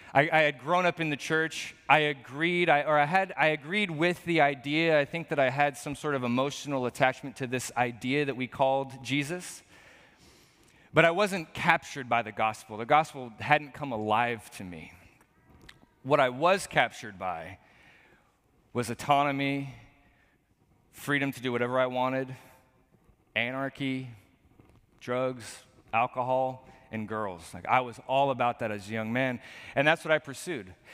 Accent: Portland, Oregon, United States; born or raised there

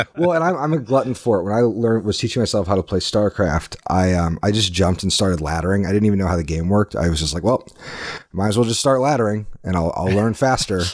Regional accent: Indiana, United States; moved away as an adult; also born or lived in Austin, Texas; now in Minnesota, United States; I grew up in Indiana, but spent the last decade in Austin, Texas

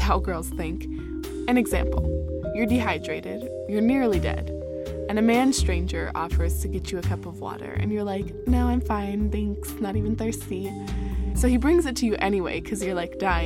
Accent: United States; I'm American, 18 and 19 respectively

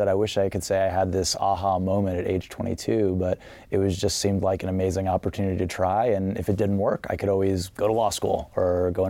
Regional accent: Washington, D.C. area, Virginia, United States; moved away as an adult; also born or lived in Napa Valley, California; I grew up in the Washington, D.C. area, which is a great wine town with a lot of tradition.

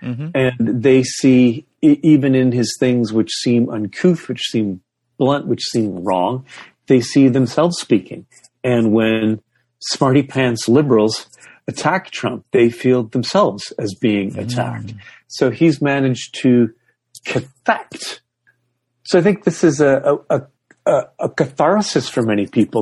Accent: Toronto and Ottawa, Ontario, Canada; moved away; Toronto and Ottawa, those are my hometown. That's, that's, that's where I grew up.

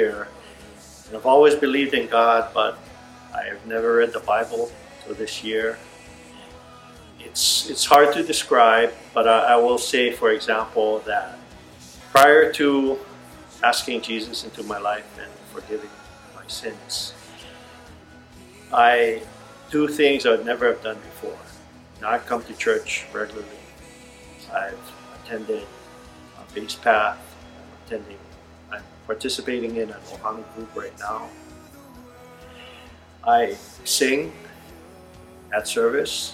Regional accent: Honolulu, Hawaii, United States; I grew up in Honolulu

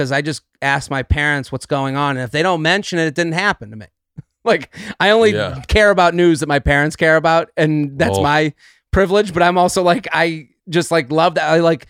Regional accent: Needham, Massachusetts, United States; Outside of Boston.

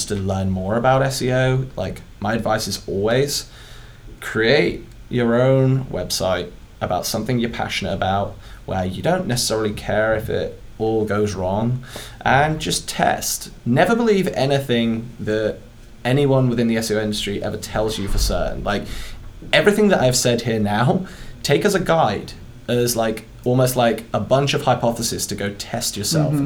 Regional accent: United Kingdom; accent: British; It's my British accent.

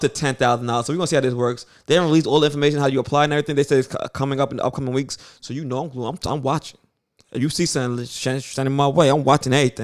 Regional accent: New York City, New York, United States; we're from Brooklyn.

